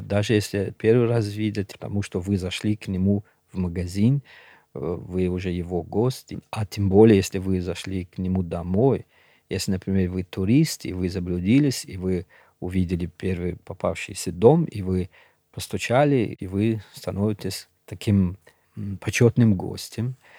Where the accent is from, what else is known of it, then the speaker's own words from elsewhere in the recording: Pamir, Gorno-Badakhshan, Tajikistan; first language Shughni; Russian is a second language; now in Moscow, Russia; я родился на Памире, вырос там